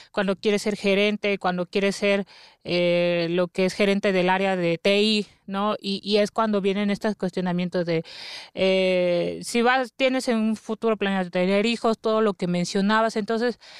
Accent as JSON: {"language": "Spanish", "region": "Oaxaca", "country": "Mexico", "said": "Bueno, eh, yo soy de Oaxaca"}